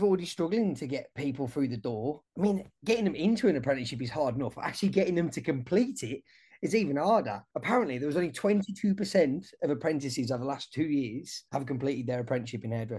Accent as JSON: {"language": "English", "region": "England", "country": "United Kingdom", "moved": "yes", "said": "I'm English, so I keep up to date with what's happening back over in the UK."}